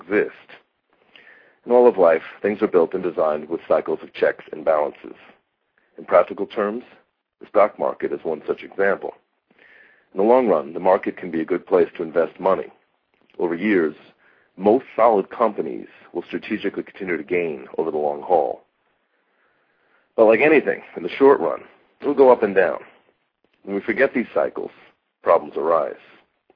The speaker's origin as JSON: {"language": "English", "country": "United States", "moved": "yes", "lives_now": "Arizona, United States", "said": "I'm originally from New York"}